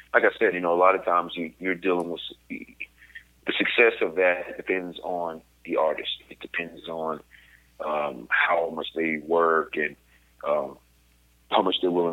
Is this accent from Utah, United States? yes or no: no; Virginia, United States; moved away; I grew up in Virginia, very small town, 4,500 people.